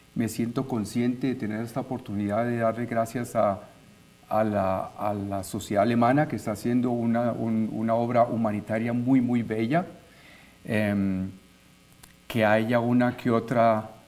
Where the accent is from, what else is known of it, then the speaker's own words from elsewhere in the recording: Colombia; moved away; yo soy colombiano